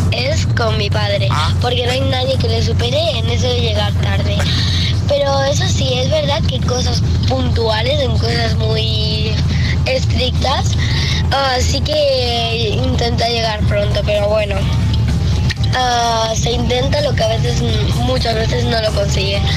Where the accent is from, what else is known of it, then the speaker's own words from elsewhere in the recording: Palma, Balearic Islands, Spain; soy de Palma de Mallorca